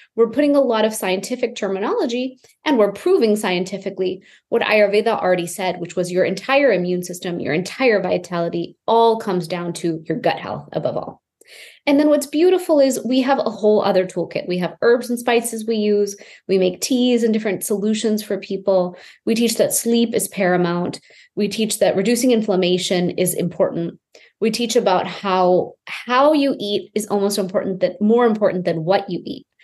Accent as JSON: {"language": "English", "town": "Houston", "region": "Texas", "country": "United States", "tie": "born or raised there", "said": "I grew up in Houston, Texas to this immigrant family."}